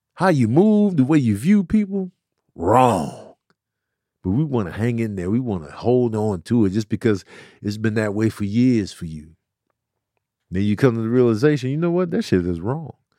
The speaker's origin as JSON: {"language": "English", "town": "Chicago", "region": "Illinois", "country": "United States", "tie": "born or raised there", "also_born_or_lived": "New Mexico", "moved": "yes", "said": "growing up in Chicago and then moving to New Mexico"}